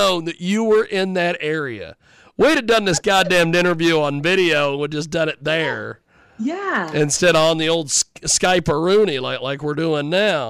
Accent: Kansas, United States; I'm from Kansas

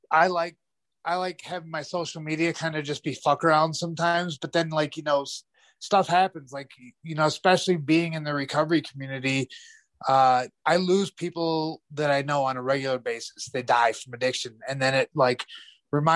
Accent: United States; as an American

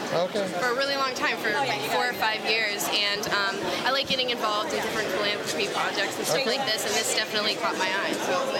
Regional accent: Pittsburgh, Pennsylvania, United States; also born or lived in Nashville; now in Los Angeles, United States; I'm originally from Pittsburgh, Pennsylvania. Spent some time in Nashville and landed in LA a few years ago

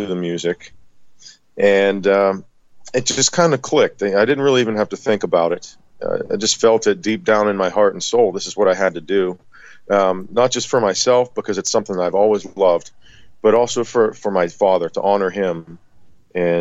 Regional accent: West Mifflin, Pennsylvania, United States; I'm from Pittsburgh, Pennsylvania, town called West Mifflin, Kennywood area

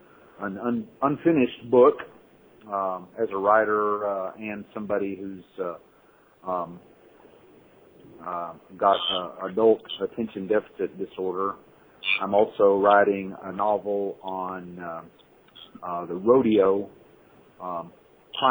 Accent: Fort Worth, Texas, United States; moved away as an adult; now in Hong Kong; I grew up in Cowtown, which is Fort Worth, Texas

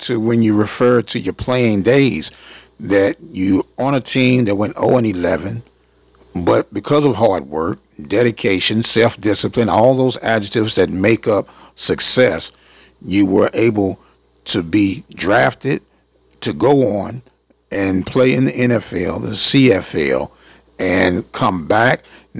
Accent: St. Louis, Missouri, United States; moved away; also born or lived in Prairie View, Texas; I came from St. Louis

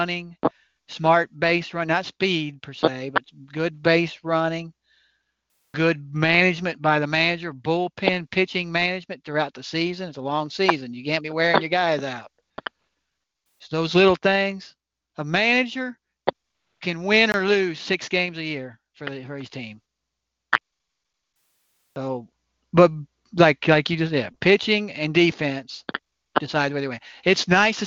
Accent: Northern Kentucky, United States; I grew up there in Northern Kentucky

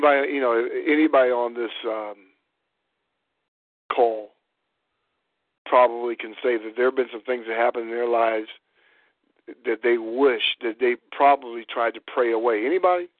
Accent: Warren, Ohio, United States; growing up in Warren, Ohio, they had crab apple trees

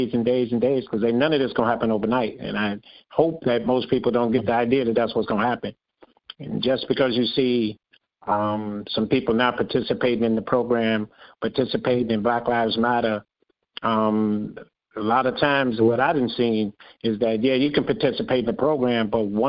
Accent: Chicago, Illinois, United States; I'm from Ivy Wells Projects

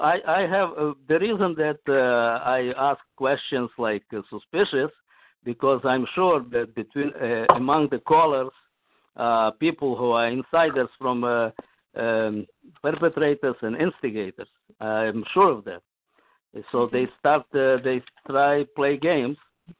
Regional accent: Russia; English is a second language; Yeah, I'm also from Russia.

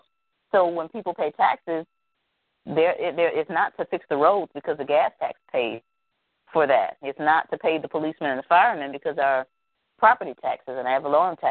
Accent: the South, United States; I'm from the South, and in the South here we make up words

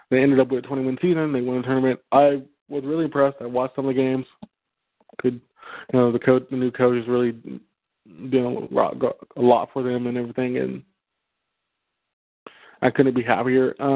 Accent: Texas, United States; I'm from Texas

